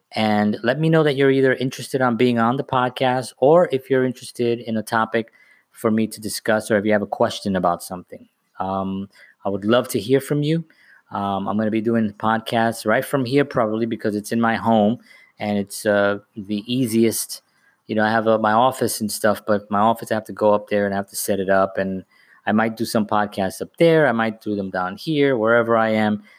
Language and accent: English; New York City, New York, United States; now in Bayonne, United States; I'm from the Bronx and I live in Bayonne